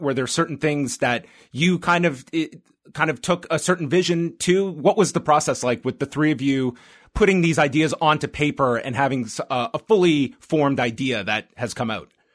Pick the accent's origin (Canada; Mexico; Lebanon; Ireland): Canada; being a Canadian